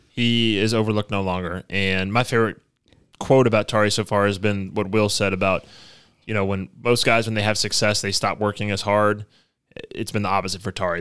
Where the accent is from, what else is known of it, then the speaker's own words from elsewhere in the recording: Baton Rouge, Louisiana, United States; I grew up in Baton Rouge.